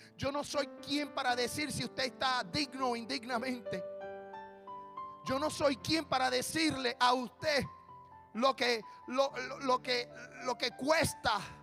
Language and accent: Spanish; Puerto Rico; yo soy puertorriqueño